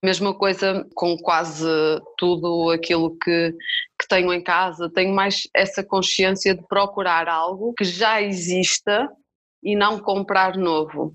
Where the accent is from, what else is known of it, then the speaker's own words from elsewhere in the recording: Vila Nova de Famalicão, Norte, Portugal; now in Amadora, Portugal; eu sou de Famalicão, mas neste momento estou a viver aqui na Amadora, em Lisboa